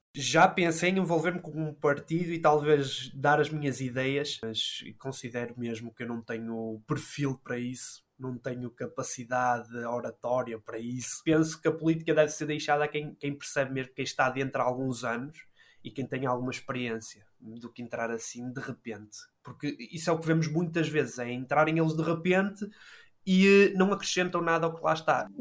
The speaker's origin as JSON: {"language": "Portuguese", "town": "Matosinhos", "region": "Porto District", "country": "Portugal", "tie": "born or raised there", "said": "Nasci e fui criado em, em Matosinhos, que é um, no Conselho do Porto"}